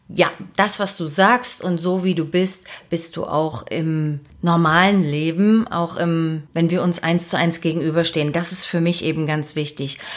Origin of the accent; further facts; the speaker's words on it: Dresden, Saxony, Germany; moved away as an adult; also born or lived in Leipzig; now in Hamburg, Germany; habe also meine Kindheit und meine Jugend in Dresden verbracht